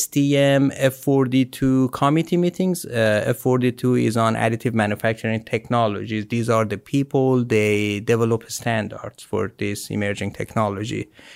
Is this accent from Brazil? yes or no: no; Iran; moved away as an adult; now in United States